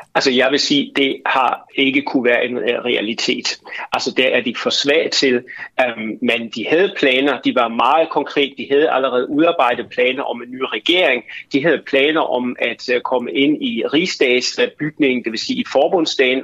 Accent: Germany; jeg som tysker

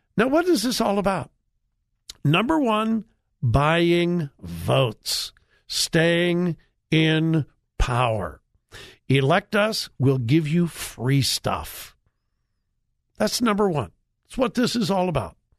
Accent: California, United States; moved away; born and raised in California

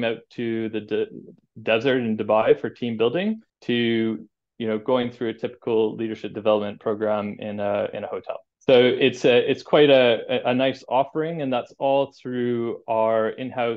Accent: a small town just outside of Montreal, Quebec, Canada; moved away as an adult; now in United Kingdom; I grew up in Canada in a small town on a dirt road just outside of Montreal.

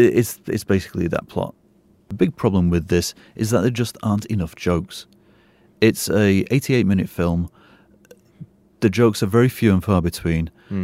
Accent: England, United Kingdom; now in Singapore; Me being English

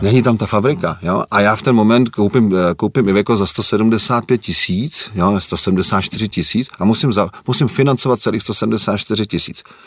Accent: Czechia; moved away as an adult; also born or lived in Germany; já jsem Čech, jsem hrdý na to, že jsem Čech, ale žil jsem 6,5 roku v Německu

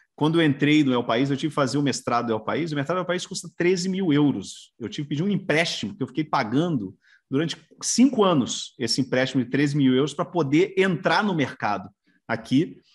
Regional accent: Brazil; now in Spain; eu sou brasileiro, mas eu sempre trabalhei aqui fora do Brasil

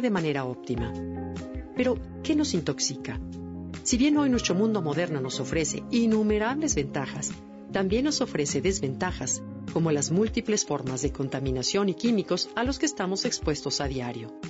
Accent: Mexico; nuestros propios aztecas

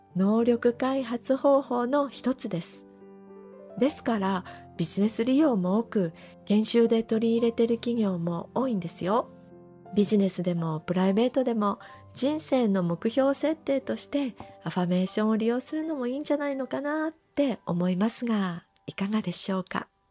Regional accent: Shimizu, Shizuoka, Japan; 私は旧清水市出身なので、七月といえば、浴衣を着て、清水七夕祭りに行くのが楽しみでした

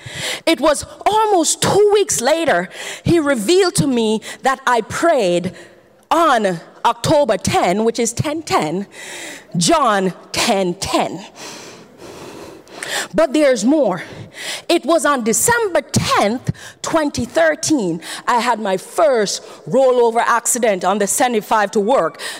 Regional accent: Jamaica; I'm Jamaican

